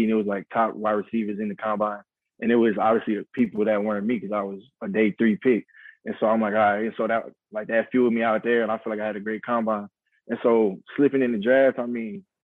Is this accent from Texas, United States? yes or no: yes; Houston, Texas, United States; I'm from the Houston area. I'm in Houston right now.